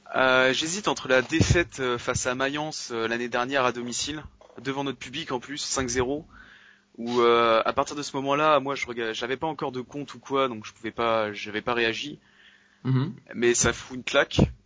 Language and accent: French; Nantes, Pays de la Loire, France; je suis de Nantes